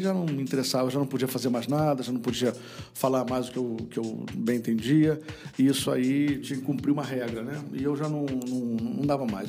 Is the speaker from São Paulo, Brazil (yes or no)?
no; Rio de Janeiro, Brazil; eu venho de uma infância em Copacabana, de uma infância ouvindo muito rádio